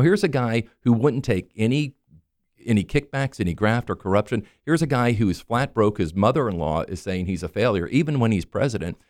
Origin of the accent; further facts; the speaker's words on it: Maitland, Florida, United States; I grew up here in Maitland. Uh, you know, I'm, I'm a Florida native.